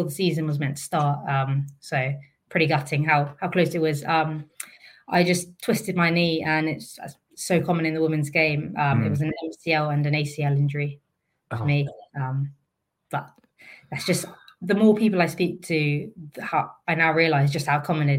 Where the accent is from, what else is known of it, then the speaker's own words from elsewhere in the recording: Maidenhead, South East England, United Kingdom; I grew up in Maidenhead